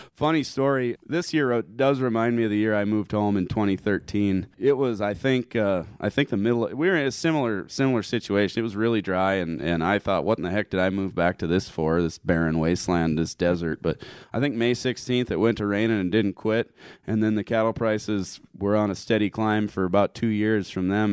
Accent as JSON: {"language": "English", "area": "Harding County", "region": "South Dakota", "country": "United States", "said": "I'm from Harding County"}